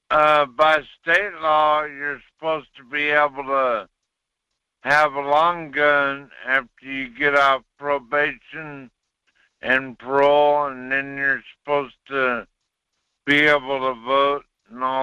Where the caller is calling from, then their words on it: Wasilla, Alaska, United States; in Wasilla.